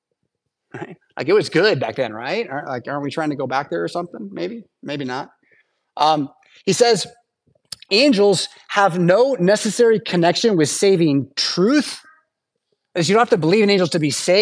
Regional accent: United States; as American English speakers

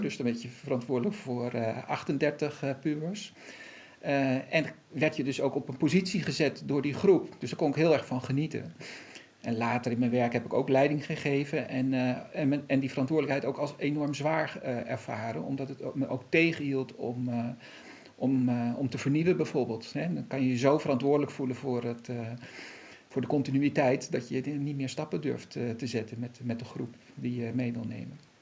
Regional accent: Netherlands; wij als Nederlanders hier

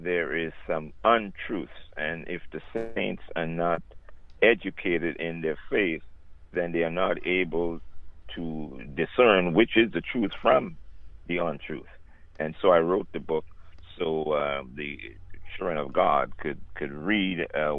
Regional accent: Trinidad & Tobago; I'm from Trinidad and Tobago, the country of Trinidad and Tobago. I was born in the bigger island, Trinidad. I'm a South boy. I'm a country boy. I grew up with the animals

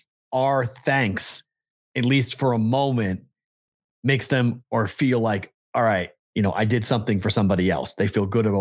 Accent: New England, United States; now in Alabama, United States; growing up in New England

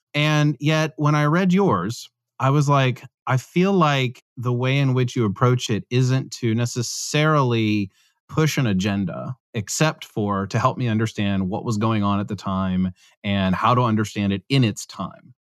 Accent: Pennsylvania, United States; I'm from Pennsylvania, so I'm a Pennsylvanian

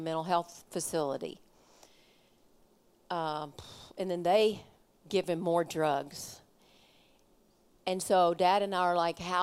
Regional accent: Kentucky, United States; I'm from Kentucky

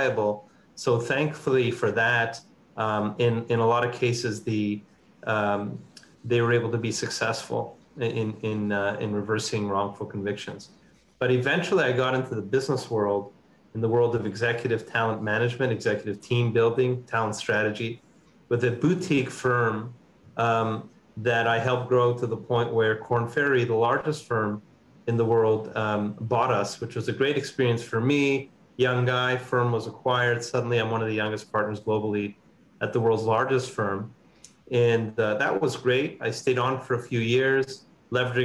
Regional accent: Montreal, Quebec, Canada; I'm Canadian by background. I'm born and raised in Montreal

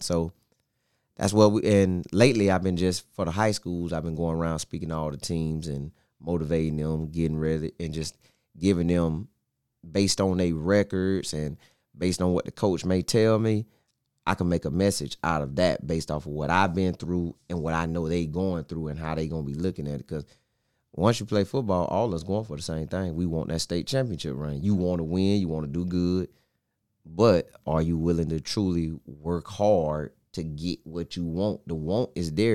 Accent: Bartow, Florida, United States; I'm from Bartow. Went to Bartow High School in ninety-eight through oh two

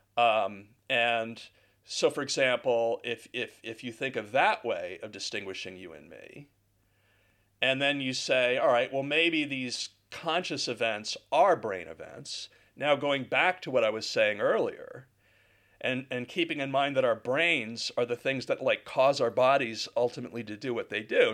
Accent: United States; now in Guildford, United Kingdom; I'm an American

